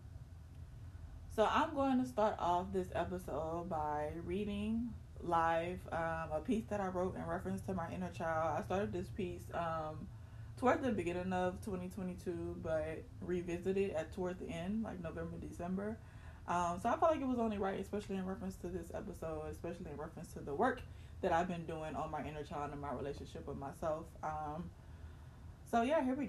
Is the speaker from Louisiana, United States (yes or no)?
yes; Baton Rouge, Louisiana, United States; moved away; I visited my hometown, Baton Rouge, Louisiana